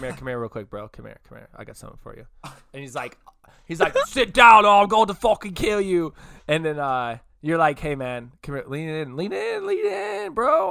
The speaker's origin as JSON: {"language": "English", "town": "Modesto", "region": "California", "country": "United States", "tie": "born or raised there", "said": "when I was a little kid, we grew up in Modesto"}